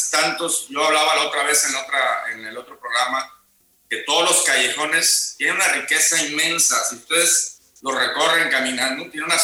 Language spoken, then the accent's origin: Spanish; Veracruz, Mexico; yo toda mi vida, aunque no nací en Veracruz, viví desde